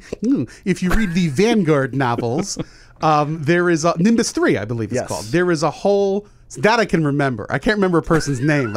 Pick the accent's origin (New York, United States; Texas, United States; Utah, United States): New York, United States; New York area, United States; When I grew up in the New York area